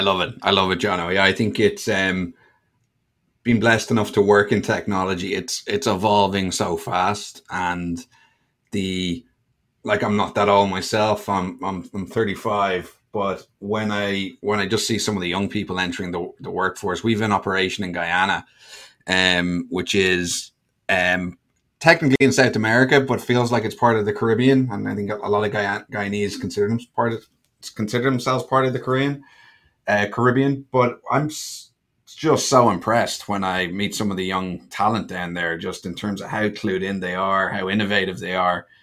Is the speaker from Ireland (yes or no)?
yes; Ireland; moved away as an adult; also born or lived in Bermuda; now in Miami, United States; I'm from Ireland, grew up in Ireland.